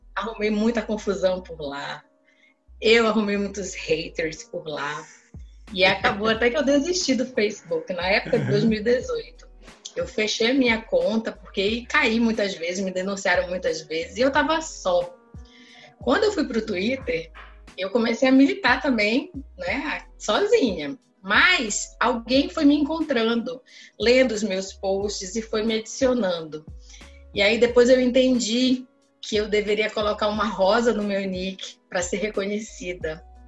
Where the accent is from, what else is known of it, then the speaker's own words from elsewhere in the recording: Belém, Pará, Brazil; moved away as an adult; now in Rio Branco, Brazil; eu sou originalmente de Belém do Pará, sim. Porém, eu estou falando de Rio Branco, capital do estado do Acre